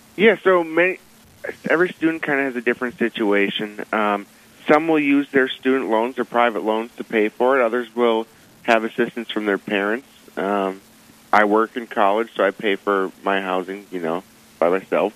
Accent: Ham Lake, Minnesota, United States; moved away as an adult; now in Fargo, United States; I'm from Ham Lake, Minnesota, which is in the Archdiocese of St. Paul

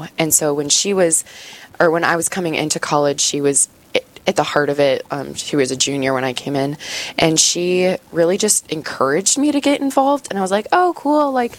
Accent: Blair, Nebraska, United States; moved away as an adult; now in Brookings, United States; I'm originally from a smaller town just north of Omaha in Nebraska, and made my way up here for college at SDSU

